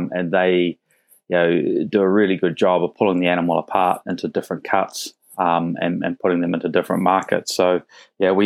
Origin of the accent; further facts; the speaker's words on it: Roxburgh, Otago, New Zealand; moved away as an adult; also born or lived in Dunedin; now in Shanghai, China; I'm Kiwi originally from central Otago. So I grew up in a small town called Roxburgh, which is halfway between Dunedin and Queenstown.